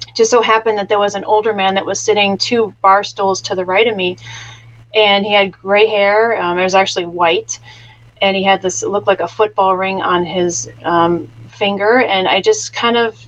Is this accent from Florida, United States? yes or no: no; Chicago, Illinois, United States; I was raised in the Midwest in the southern Chicago area